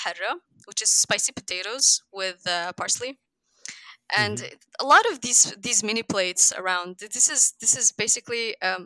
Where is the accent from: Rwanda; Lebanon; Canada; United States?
Lebanon; I'm from Lebanon, a small country in the Levant region in the Middle East